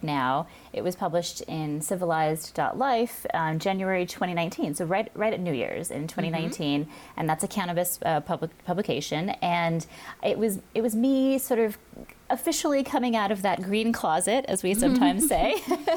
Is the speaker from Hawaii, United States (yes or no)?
yes; Hawaii, United States; I grew up in Hawaii